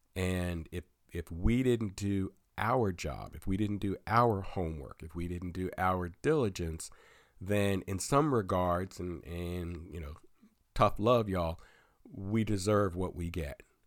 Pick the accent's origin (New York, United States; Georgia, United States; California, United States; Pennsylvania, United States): Pennsylvania, United States; here in my home state of Pennsylvania